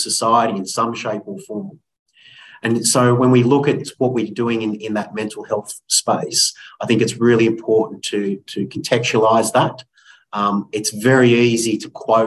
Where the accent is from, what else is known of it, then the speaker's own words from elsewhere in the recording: Sutherland Shire, New South Wales, Australia; I grew up in the Sutherland Shire, or the Shire.